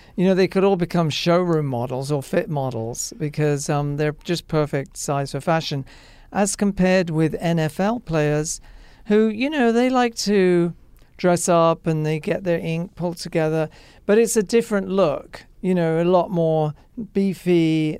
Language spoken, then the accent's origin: English; England, United Kingdom; moved away; being an English person, you grow up around it.